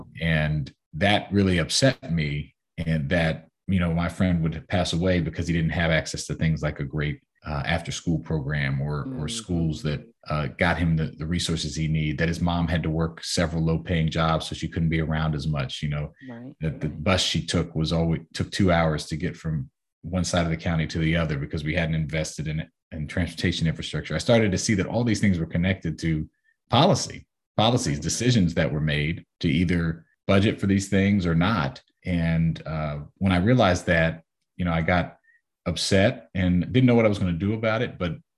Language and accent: English; Silver Spring, Maryland, United States; You know, growing up in the Silver Spring area, obviously, you know exactly where my mom worked and my stepdad worked.